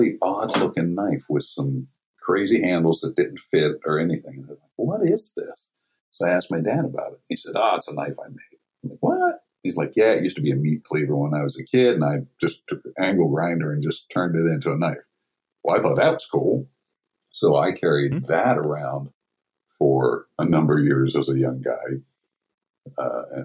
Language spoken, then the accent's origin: English; Colliers, West Virginia, United States; also born or lived in Follansbee, West Virginia / Fredericksburg, Virginia; now in Steubenville, United States; I grew up in Colliers, West Virginia, Follansbee, West Virginia area, actually